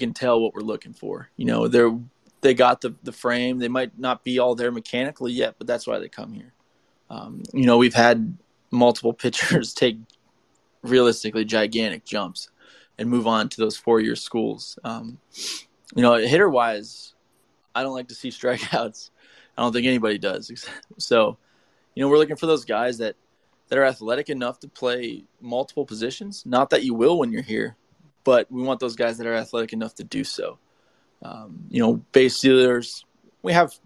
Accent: Streetsboro, Ohio, United States; it's in Streetsboro. So my hometown

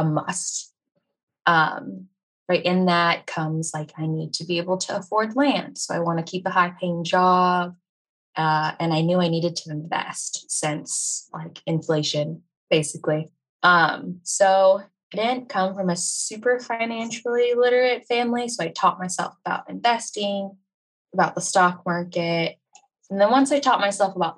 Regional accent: United States; I'm from America

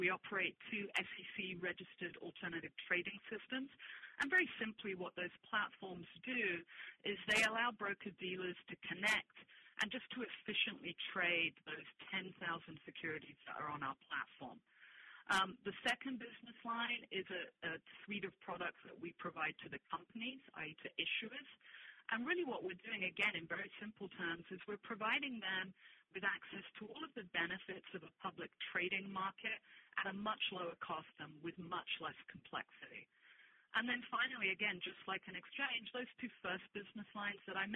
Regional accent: London, United Kingdom; moved away as an adult; also born or lived in Spain / Bermuda; I'm originally Spanish, but, yes, I grew up in London

